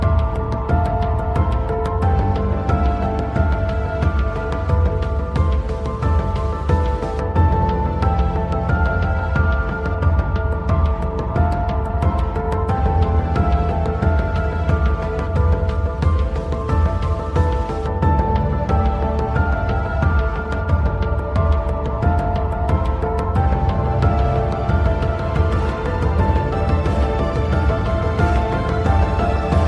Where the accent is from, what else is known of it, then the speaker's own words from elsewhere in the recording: Louisiana, United States; We were born and raised in Louisiana